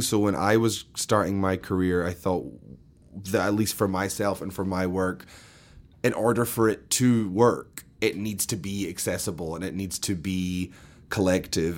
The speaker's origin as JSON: {"language": "English", "region": "Scotland", "country": "United Kingdom", "tie": "born or raised there", "also_born_or_lived": "London", "moved": "as an adult", "lives_now": "New York, United States", "said": "I grew up in Scotland, between Glasgow and London, but mainly in Scotland"}